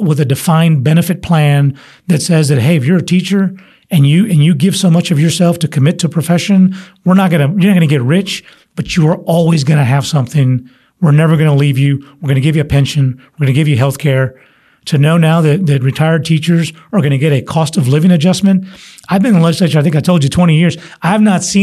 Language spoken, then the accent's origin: English; San Antonio, Texas, United States; I'm from San Antonio